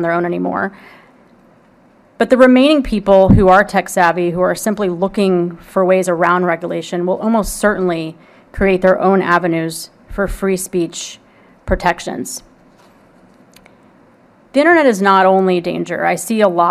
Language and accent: English; Houston, Texas, United States; I'm from Houston